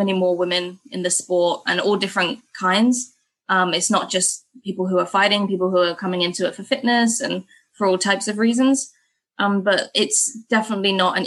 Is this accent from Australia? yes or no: no; England, United Kingdom; moved away as an adult; now in Bangkok, Thailand; me as an English person